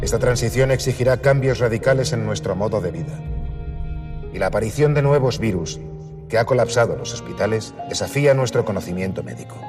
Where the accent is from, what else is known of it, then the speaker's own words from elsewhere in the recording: Spain; éramos clase trabajadora pues lo que era la mayoría de este país